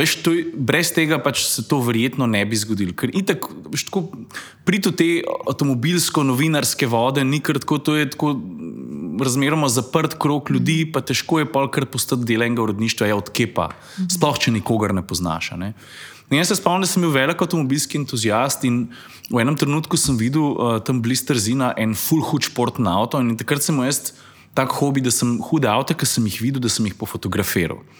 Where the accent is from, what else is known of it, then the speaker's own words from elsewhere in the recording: Lukovica, Central Slovenia, Slovenia; moved away as an adult; now in Styria, Slovenia; Jaz prihajam iz Lukovice, predomžalah. Tam sem živel prvih 30 let svojega življenja, potem sem se pa preselil na Štajersko, kjer sem še zdaj.